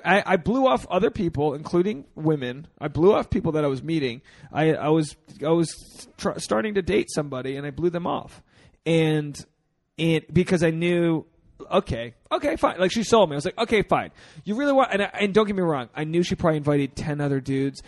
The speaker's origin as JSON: {"language": "English", "town": "Newport", "region": "Rhode Island", "country": "United States", "tie": "born or raised there", "said": "my hometown, Newport, Rhode Island"}